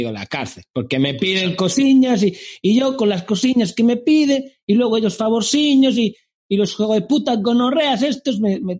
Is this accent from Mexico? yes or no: no; Galicia, Spain; also born or lived in Basque Country / Madrid; Vamos a ver, yo soy gallego y hablo de, Galicia a Galicia.